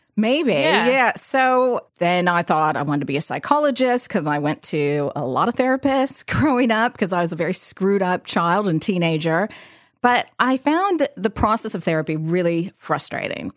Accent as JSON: {"language": "English", "town": "San Rafael", "region": "California", "country": "United States", "tie": "born or raised there", "said": "So I grew up in California, Bay Area, and in a little, well, not a little town, but a place called San Rafael, which is just right over the Golden Gate Bridge."}